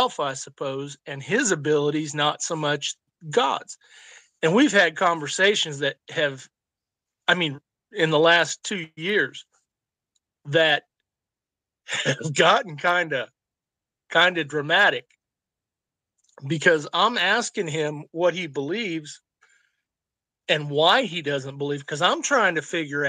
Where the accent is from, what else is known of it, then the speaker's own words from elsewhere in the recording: Illinois, United States; I grew up in Illinois